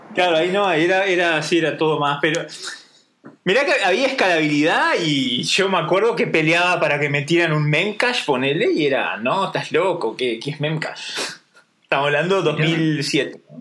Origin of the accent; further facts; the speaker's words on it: Durazno, Uruguay; moved away as an adult; now in Switzerland; soy de Durazno